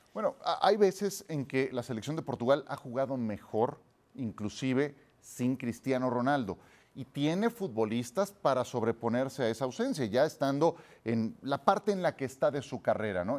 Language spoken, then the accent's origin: Spanish; Mexico; por supuesto que no soy mexicanísimo